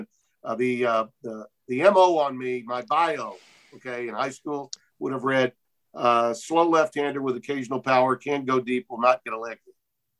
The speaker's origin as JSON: {"language": "English", "town": "Shreveport", "region": "Louisiana", "country": "United States", "tie": "born or raised there", "said": "I was a bat boy for the Shreveport Braves, my hometown."}